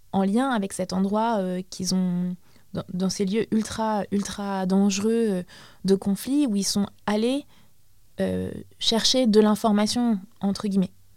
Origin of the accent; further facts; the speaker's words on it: Baghdad, Baghdad Governorate, Iraq; moved away; je suis euh, irakienne d'origine, je suis née à Bagdad